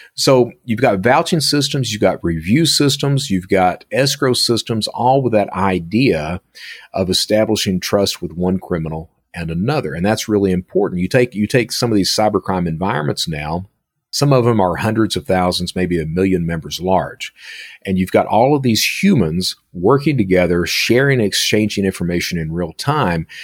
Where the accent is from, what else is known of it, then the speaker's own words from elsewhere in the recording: Hazard, Kentucky, United States; moved away; I'm from Hazard, Kentucky